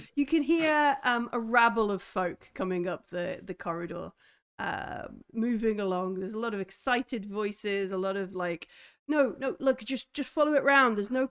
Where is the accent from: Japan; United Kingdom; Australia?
United Kingdom; I'm British.